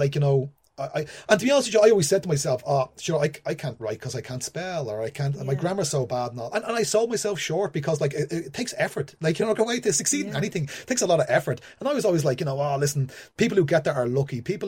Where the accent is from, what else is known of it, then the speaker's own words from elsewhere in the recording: Ireland; moved away; being Irish and being a writer